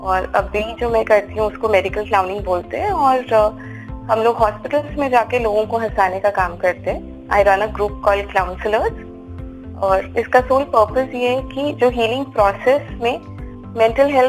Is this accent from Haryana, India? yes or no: yes; Haryana, India; also born or lived in Kathmandu, Nepal; मैं हरियाणा से हूँ और मैं काठमांडू में पैदा हुई थी